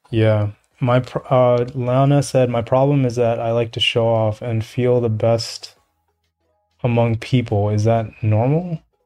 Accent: New York, United States; I grew up in the projects. I grew up in New York

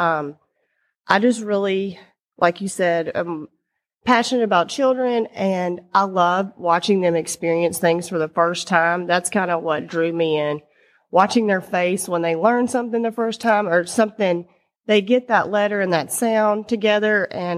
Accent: Louisiana, United States; Yes, I'm from Louisiana, and I loved school growing up.

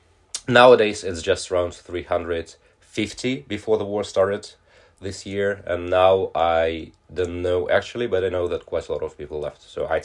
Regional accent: Moscow, Russia; English is a second language; now in Svalbard, Norway; So I'm originally from Moscow, Russia, but I came to Svalbard in December 2015. First working in the Russian settlements

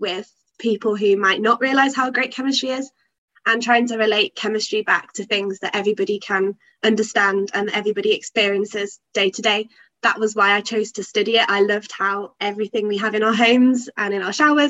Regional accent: Loughborough, East Midlands, United Kingdom; moved away as an adult; now in Durham, United Kingdom; I'm from Loughborough in the Midlands, so about 3 hours south of Durham

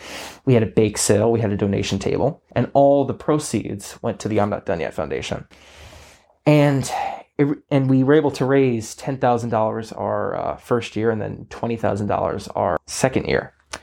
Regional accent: Garden City, United States; I think I've had so many great opportunities, living here, going through the great sports programs, starting when I was like 5 through like Little League and Centennial Soccer

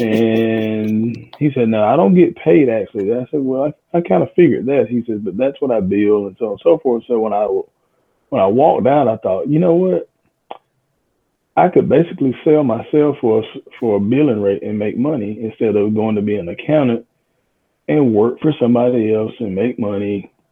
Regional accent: Union, South Carolina, United States; moved away as an adult; now in Spartanburg, United States; I'm from Union, South Carolina. Left Union in 1991 to come to Wofford College here in Spartanburg

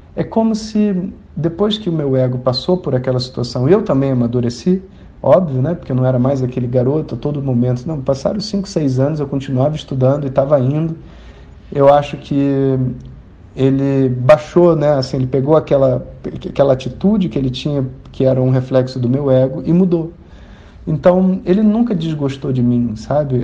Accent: Rio de Janeiro, Brazil; eu sou carioca

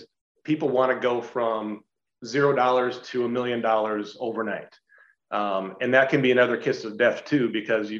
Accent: Iowa, United States; also born or lived in Dallas-Fort Worth / Southern California; now in Iowa City, United States; I grew up in a very rural farm town on the Iowa-Minnesota border

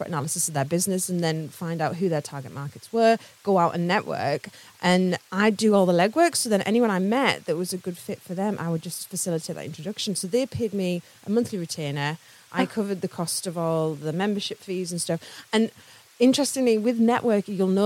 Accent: Carlisle, North West England, United Kingdom; moved away as an adult; now in North East England, United Kingdom; So I'm from Carlisle, just outside Carlisle originally

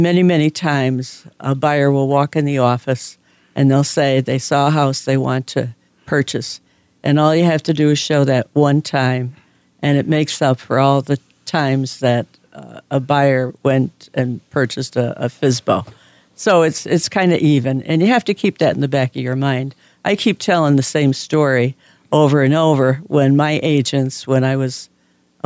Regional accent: Scranton, Pennsylvania, United States; I was from Scranton

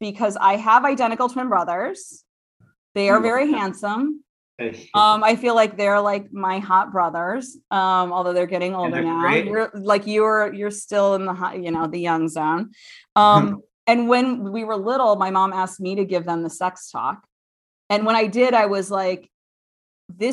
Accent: Toledo, Ohio, United States; moved away; I'm originally from Toledo, Ohio.

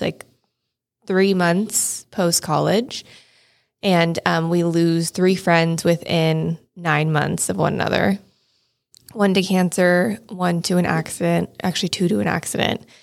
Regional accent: Shingle Springs, California, United States; also born or lived in Marin County; I grew up in Shingle Springs, which is like a small town outside of Placerville

